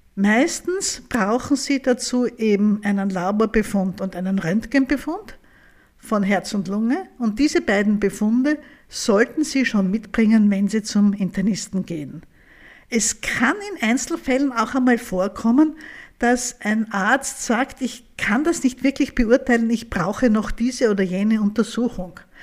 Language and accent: German; Vienna, Austria; bei uns in Österreich